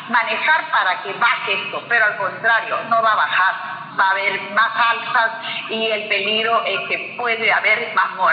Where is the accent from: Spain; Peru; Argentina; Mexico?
Peru; la dignidad que nosotros tenemos como pueblo, como peruanos, este, no puede seguir así ya.